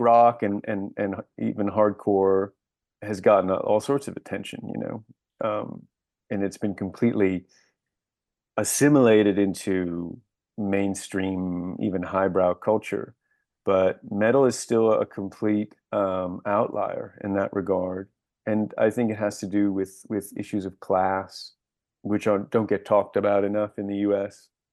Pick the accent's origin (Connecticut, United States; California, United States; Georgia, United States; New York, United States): New York, United States; Buffalo; moved away as an adult; also born or lived in Washington, D.C.; I was born in Washington, D C, but I lived in Buffalo, New York, between the ages of two and seventeen